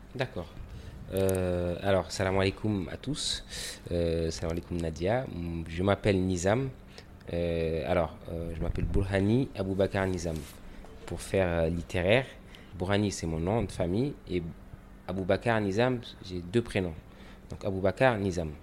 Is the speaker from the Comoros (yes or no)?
yes; Comoros; j'ai grandi au Comores dans, mon enfance, j'ai un peu voyagé, mais j'ai toujours été ici